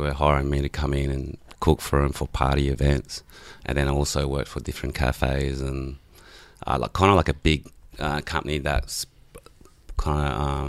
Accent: French Polynesia; first language Tahitian; English is a second language; now in Australia; I'm from Tahiti, so pretty much migrated here in 91 with all the family

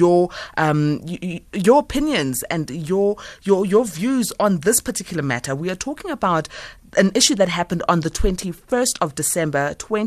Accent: South Africa; as a South African and as a mother

